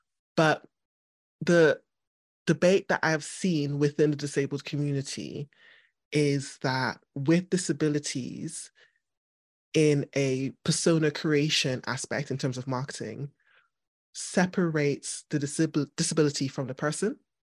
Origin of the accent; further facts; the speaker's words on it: Trinidad & Tobago; now in United Kingdom; in my head, I go back to Trinidad and I'm just a Trinidadian.